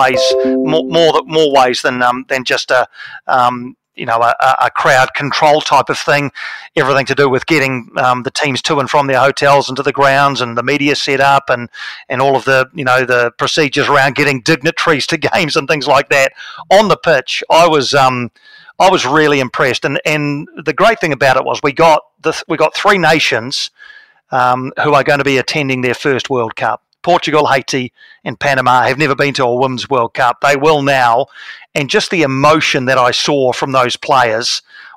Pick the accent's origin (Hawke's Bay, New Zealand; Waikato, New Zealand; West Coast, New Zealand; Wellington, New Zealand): Wellington, New Zealand; my hometown of Wellington